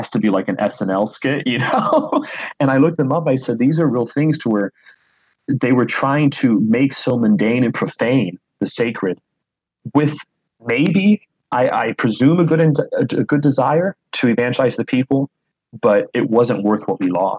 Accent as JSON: {"language": "English", "region": "Florida", "country": "United States", "said": "I'm from the state of Florida"}